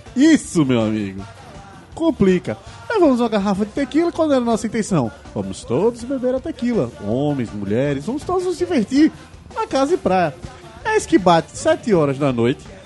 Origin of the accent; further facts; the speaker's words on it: Ceará, Brazil; now in Recife, Brazil; O pessoal daqui de casa, primeiramente, somos cearenses. Então, o que se tinha era Fortaleza e minha família nem de Fortaleza é, de Sobral